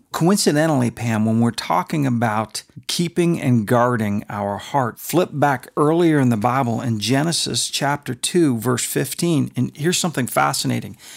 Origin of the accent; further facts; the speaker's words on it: Canada; moved away; When I was a kid, we were allowed to watch hockey night in Canada. I'm Canadian